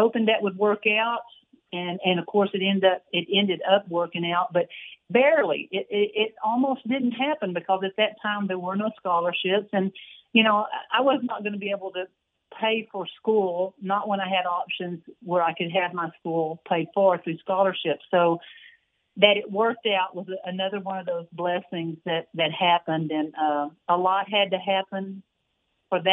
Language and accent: English; Waco, Texas, United States; growing up in Waco, always a Baylor fan.